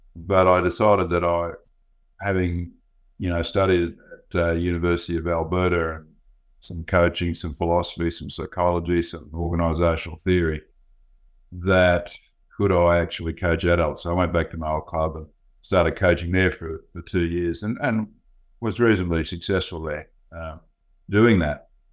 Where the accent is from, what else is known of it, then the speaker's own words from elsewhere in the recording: Gold Coast, Queensland, Australia; I grew up on the, uh, the Gold Coast um, back in the late 50s, early 60s